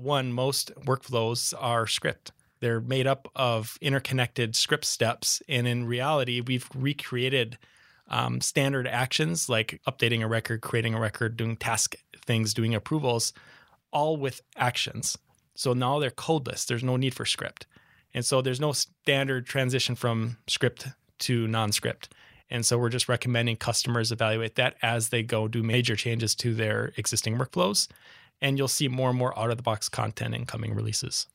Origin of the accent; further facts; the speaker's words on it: Minneapolis, Minnesota, United States; accent: Midwest; moved away as an adult; now in San Diego, United States; Midwest. So you'll catch the accent, but I'm from Minneapolis